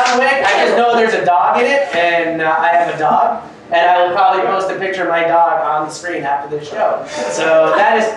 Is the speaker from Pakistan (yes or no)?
yes; Pakistan; we're Pakistani Muslims.